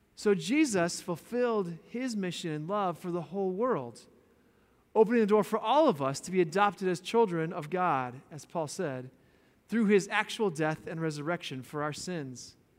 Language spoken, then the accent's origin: English; Boulder, Colorado, United States; moved away; I'm from Boulder, Colorado. Born and raised in that quirky, beautiful little town